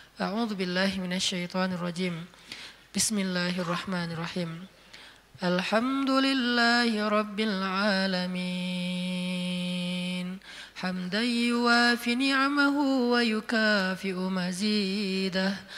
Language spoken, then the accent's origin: Indonesian; Aceh, Indonesia; Saya sebagai orang Aceh